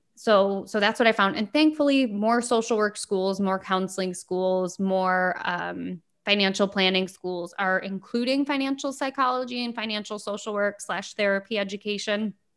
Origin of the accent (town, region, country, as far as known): United States; born or raised there